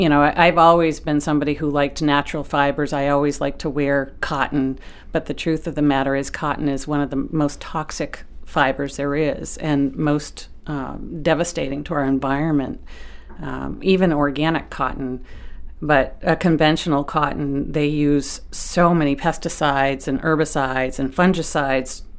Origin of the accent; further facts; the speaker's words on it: South Berwick, Maine, United States; I grew up in South Berwick